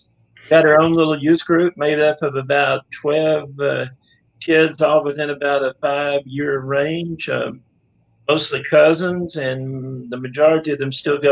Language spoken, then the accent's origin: English; Honey Grove, Texas, United States; I grew up over in Fannin County around Honey Grove. That town's claim to fame is being named by David Crockett on his way to the Alamo.